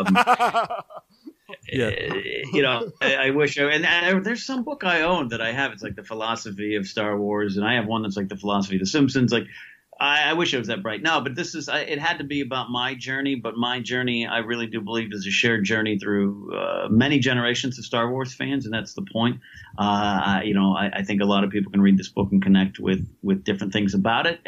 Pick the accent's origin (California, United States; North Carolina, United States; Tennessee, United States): California, United States; also born or lived in Los Angeles; born and raised in California